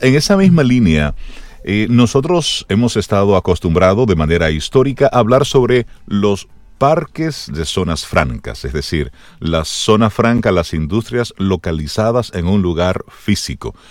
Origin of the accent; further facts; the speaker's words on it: Salcedo, Hermanas Mirabal, Dominican Republic; moved away; mi pueblo, allá en Salcedo